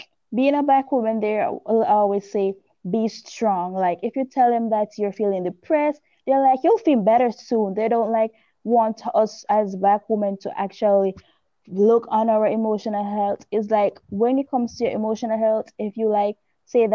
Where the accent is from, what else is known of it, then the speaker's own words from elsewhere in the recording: Jamaica; I'm living in Jamaica. I'm a Jamaican, beautiful country you should visit.